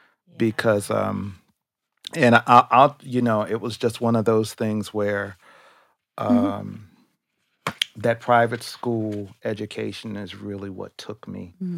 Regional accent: Detroit, Michigan, United States; moved away; I'm from Detroit originally

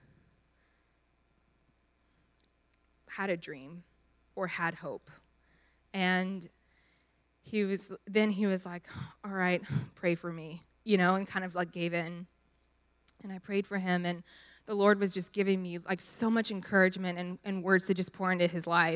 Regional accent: Dallas, Texas, United States

